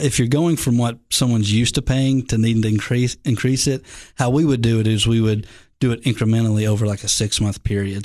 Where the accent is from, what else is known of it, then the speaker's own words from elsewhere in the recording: the South, United States; I'm from the South.